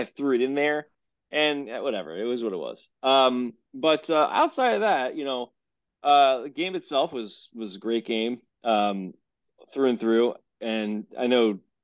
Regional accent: New Jersey, United States; we're from Jersey

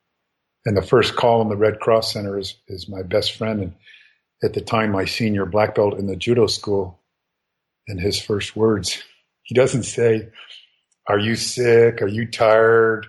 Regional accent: United States; I'm an American.

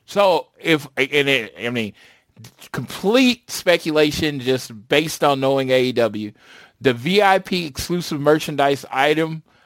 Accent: Oklahoma, United States; my home state. Second show in my home state

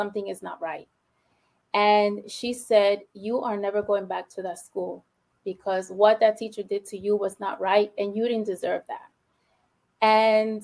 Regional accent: New York City, New York, United States; first language Spanish; English is a second language; I'm from the Bronx, born and raised in the Bronx, only child

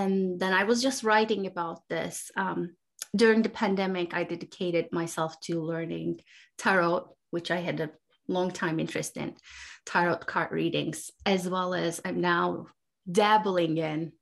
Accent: Turkey; now in United States; I now live in the US, I grew up in Turkey.

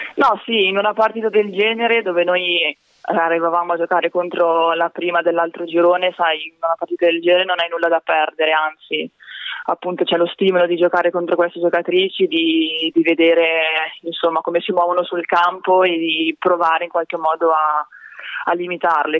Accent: Broni, Lombardy, Italy; sono nata e cresciuta a Broni

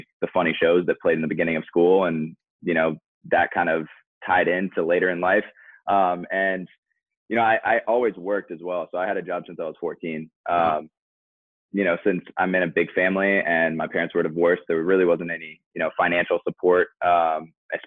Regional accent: Eden Prairie, Minnesota, United States; now in Orlando, United States; I'm from Eden Prairie

